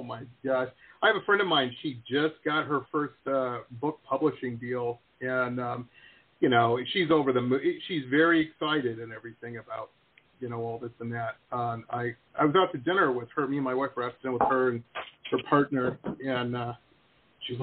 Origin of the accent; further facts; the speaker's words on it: Detroit, Michigan, United States; also born or lived in Tahlequah, Oklahoma; now in Florida, United States; I grew up in Metro Detroit